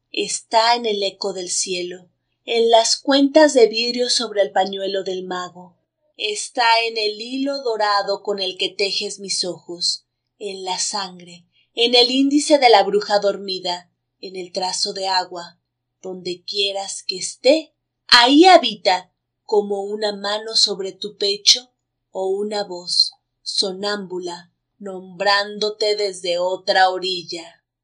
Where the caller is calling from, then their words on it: Mexico City, Mexico; desde la Ciudad de México y estoy muy contenta de participar con Bululúes